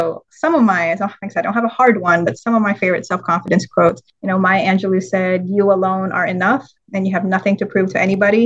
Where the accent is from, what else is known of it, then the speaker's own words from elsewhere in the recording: Manila, Metro Manila, Philippines; now in United States; I'm actually full Filipino, born and raised in Manila